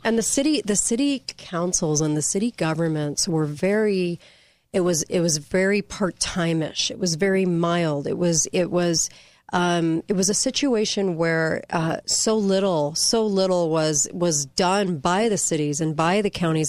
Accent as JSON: {"language": "English", "region": "California", "country": "United States", "moved": "yes", "said": "I'm from California"}